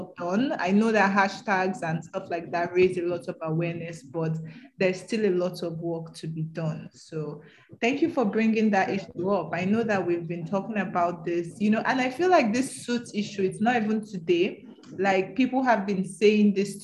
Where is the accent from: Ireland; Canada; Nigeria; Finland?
Nigeria; the North, Northern Nigeria; also born or lived in Edo State; I'm from Edo State, but I grew up in the North.